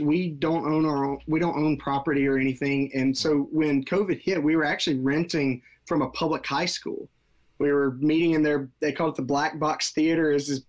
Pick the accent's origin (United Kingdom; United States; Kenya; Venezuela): United States; Marietta, Georgia; Yeah, Marietta, which is a northwest suburb of Atlanta.